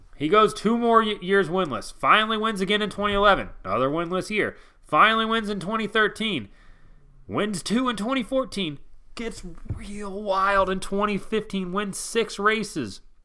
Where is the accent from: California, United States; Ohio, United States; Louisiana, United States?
Ohio, United States; Cincinnati; I'm from Cincinnati